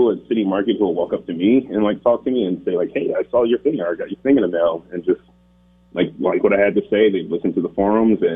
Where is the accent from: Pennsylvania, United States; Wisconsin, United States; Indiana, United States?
Pennsylvania, United States; Philadelphia; now in Burlington, United States; I'm from Philadelphia